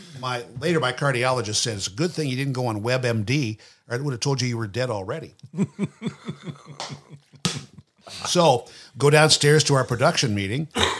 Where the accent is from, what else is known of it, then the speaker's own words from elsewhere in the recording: Nashville, Tennessee, United States; And the doctor said, where are you from? I go, Nashville.